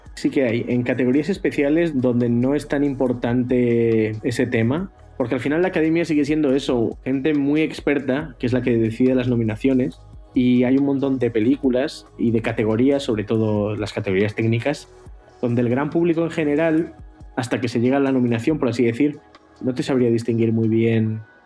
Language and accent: Spanish; Spain; now in Los Angeles, United States